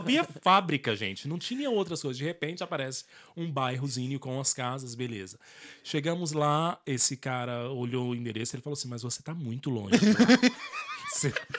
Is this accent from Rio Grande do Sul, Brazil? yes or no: no; Brasília, Federal District, Brazil; now in Ireland; Eu sou de Brasília